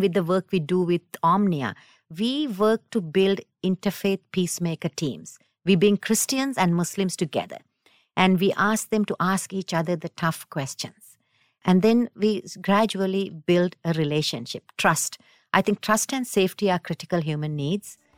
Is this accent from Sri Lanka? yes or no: yes; Sri Lanka; now in United States; I'm from South, South Asia, Sri Lanka originally